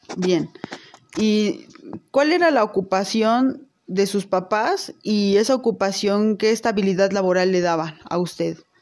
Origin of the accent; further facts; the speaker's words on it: Teziutlán, Puebla, Mexico; moved away as an adult; now in Puebla, Mexico; yo nací en Teciutlán, Puebla, pero desde hace más de 20 años radico en Puebla.